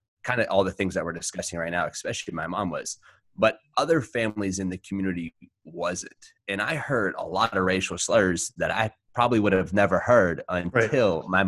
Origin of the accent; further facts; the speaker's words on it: West Virginia, United States; where I grew up in West Virginia, there was only a few black guys in the entire town